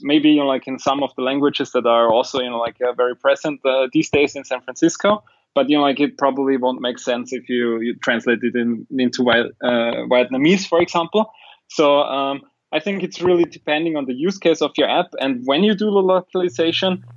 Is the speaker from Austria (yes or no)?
yes; Austria; I'm from Austria and we have the German mentality over here